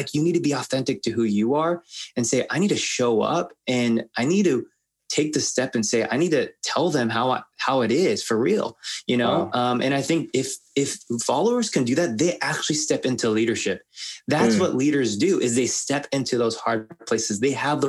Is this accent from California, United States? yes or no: yes; Los Angeles, California, United States; I'm Asian American. My parents immigrated from Korea and I was born